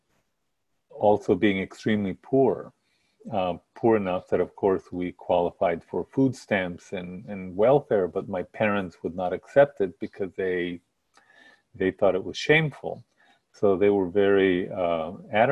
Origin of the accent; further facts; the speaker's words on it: El Paso, Texas, United States; I grew up in El Paso, Texas, in Isleta, which is a neighborhood on the east side of El Paso.